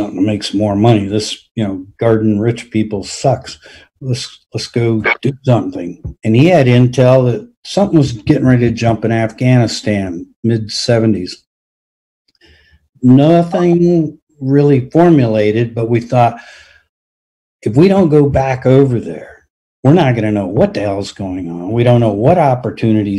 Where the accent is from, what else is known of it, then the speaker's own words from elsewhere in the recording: United States; I'm from America.